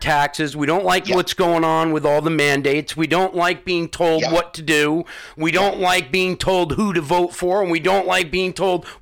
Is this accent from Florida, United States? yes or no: no; Southampton, New York, United States; You know where I grew up? It's Southampton